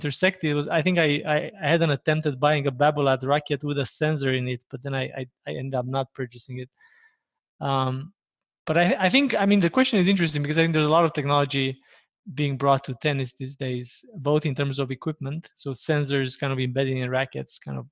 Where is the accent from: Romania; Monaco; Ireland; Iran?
Romania; moved away as an adult; now in Toronto, Canada; I hail from Romania, born and raised in Romania. Moved to Canada about 15 years ago.